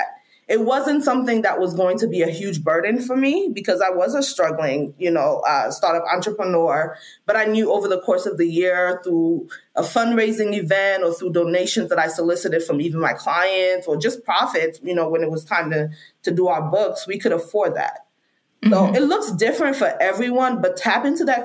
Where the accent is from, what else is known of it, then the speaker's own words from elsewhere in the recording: Freetown, Western Area, Sierra Leone; now in United States; I'm an immigrant from Sierra Leone, Freetown, Sierra Leone